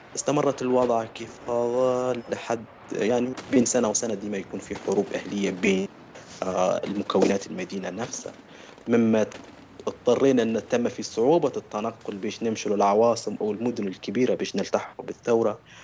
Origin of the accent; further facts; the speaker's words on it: Kufra, Kufra District, Libya; moved away as an adult; نسكن في مدينة في أقصى جنوب بشرق ليبيا اسمها تازر أو الكفرة عشت طفولتي ومراهقتي